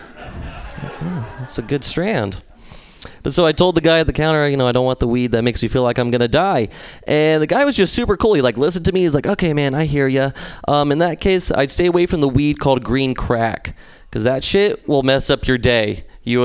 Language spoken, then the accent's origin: English; San Luis Obispo, California, United States; I'm from San Luis Obispo